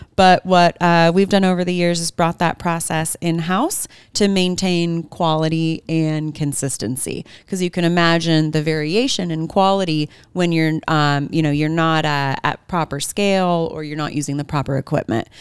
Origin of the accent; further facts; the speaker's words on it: Bay Area, California, United States; also born or lived in Santa Barbara, California; I grew up in the Bay Area, California